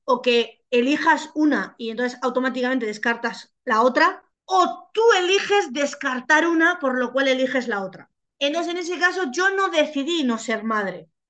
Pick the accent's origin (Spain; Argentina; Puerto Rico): Spain; Basque Country; moved away; yo soy vasca